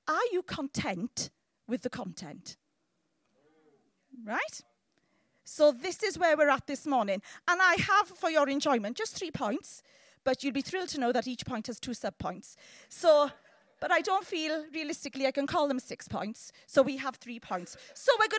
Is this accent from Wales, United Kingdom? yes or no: yes; Llanelli, Wales, United Kingdom; I'm from Llanelli